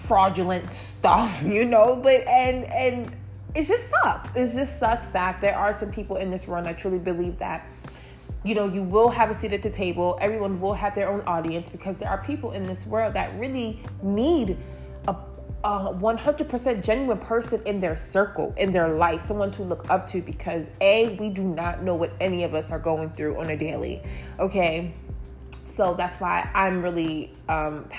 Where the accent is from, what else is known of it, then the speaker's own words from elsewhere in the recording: Baltimore, Maryland, United States; moved away as an adult; also born or lived in Brooklyn, New York / New York City; I was born in Brooklyn, New York, but I was raised in Baltimore, Maryland. So Baltimore will forever be my hometown